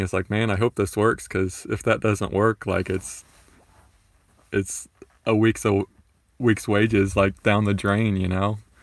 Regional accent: Florida, United States; I grew up in Florida

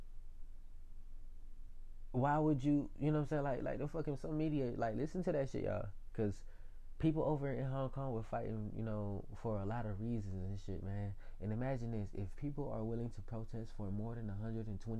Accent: Atlanta, Georgia, United States; I was born in Atlanta, yo. I was born in Georgia.

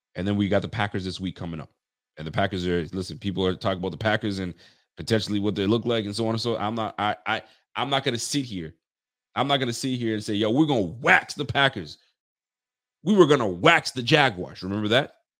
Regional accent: Ontario, Canada; now in Nova Scotia, Canada; I'm from Canada, brother. Born and raised in Ontario, and, uh, I'm living in, uh, Nova Scotia now.

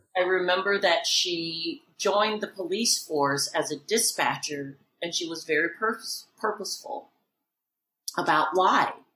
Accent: Alabama, United States; growing up in Alabama is people were very authentic to who they were

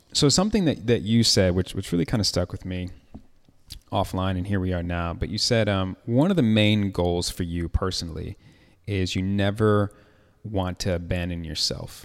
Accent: Chicago, Illinois, United States; moved away; also born or lived in Atlanta

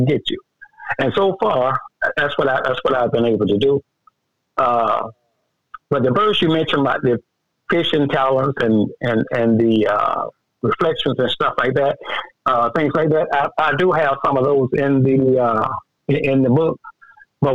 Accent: South Georgia, United States; I'm representing the state of the South Georgia. I'm representing my hometown

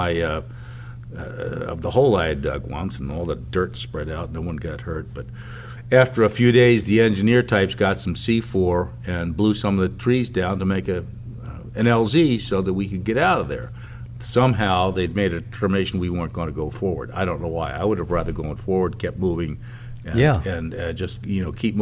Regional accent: Pennsylvania, United States; I'm from Pennsylvania

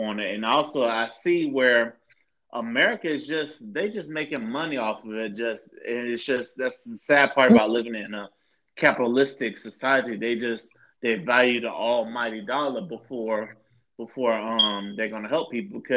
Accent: Florida, United States; growing up in Florida

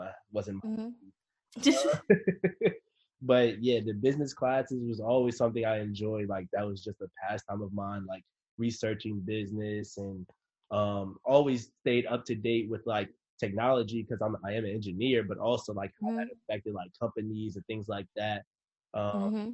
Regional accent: DMV, DC metropolitan area, United States

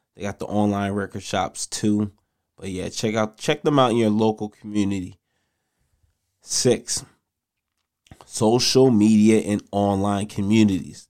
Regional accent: Nigeria; I'm Nigerian.

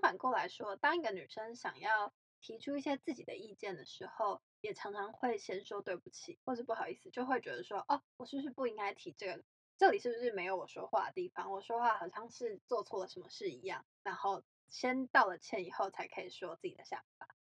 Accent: Taiwan; 因为我是台湾人

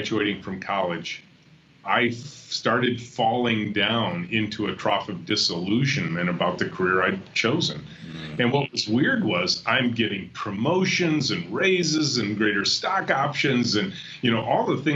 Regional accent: just north of Detroit, Michigan, United States; grew up just north of Detroit

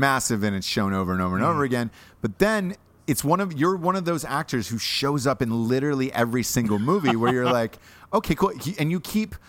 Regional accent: Midwest, United States; Midwest, just like me

